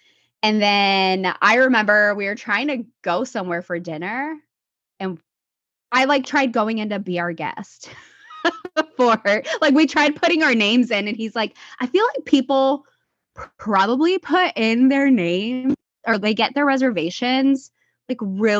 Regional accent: Seattle, Washington, United States; I am from Seattle, Washington. I live here with my twin boys and my husband and our French bulldog, Tupac.

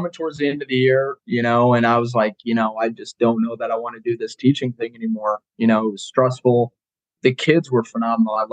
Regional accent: Colorado, United States; No, actually, I grew up in Colorado.

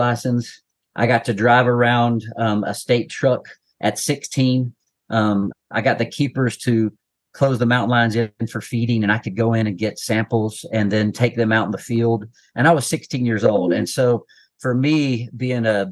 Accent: Asheville, North Carolina, United States; I grew up near Asheville, North Carolina

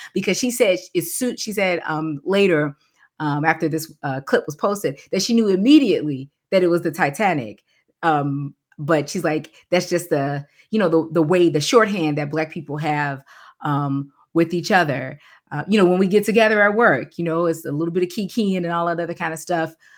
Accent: Chicago, Illinois, United States; moved away as an adult; now in Kentucky, United States; I'm from Chicago and where I live, born and raised on the South Side

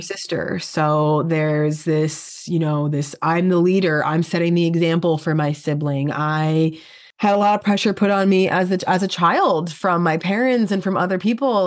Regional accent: New York, United States; I'm a New Yorker

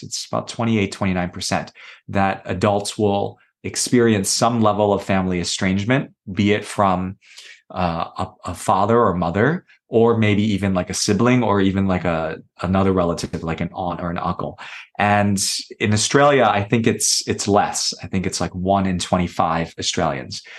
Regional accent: New York City, New York, United States; I was born in New York City, and my parents came from communist China

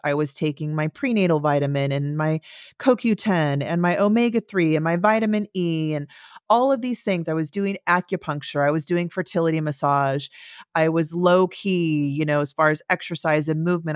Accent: Central Valley, California, United States; I grew up in Central Valley, California.

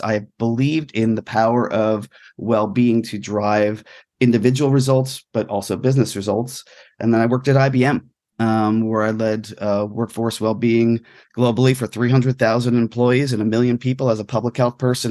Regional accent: New York area, New Jersey, United States; growing up in New Jersey, New York area

